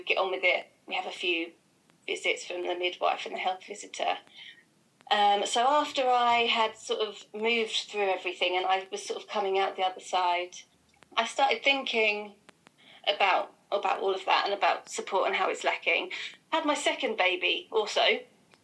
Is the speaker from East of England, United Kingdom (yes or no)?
yes; Felixstowe, East of England, United Kingdom; moved away as an adult; also born or lived in Reading; I grew up in Felixstowe, I didn't have anybody around.